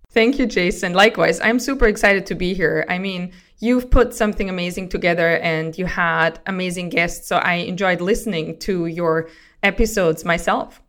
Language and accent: English; Austria; grew up in Austria, and being on farms